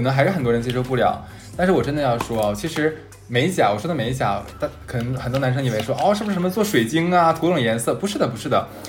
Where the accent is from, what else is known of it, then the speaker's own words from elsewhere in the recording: Northeast China, China; accent: Northeastern dialect (东北话); now in Shanghai, China; 我们东北话叫个梗